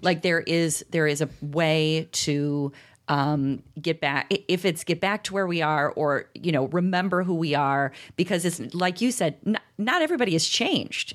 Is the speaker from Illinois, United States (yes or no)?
yes; around Chicago, Illinois, United States; I grew up around Chicago